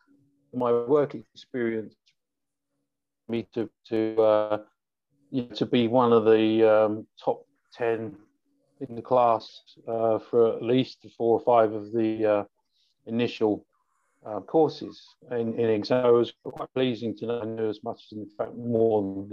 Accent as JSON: {"language": "English", "region": "London", "country": "United Kingdom", "said": "I'm from London."}